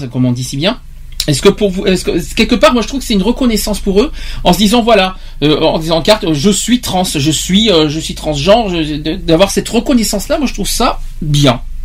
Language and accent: French; Gironde, Nouvelle-Aquitaine, France; chez nous en Gironde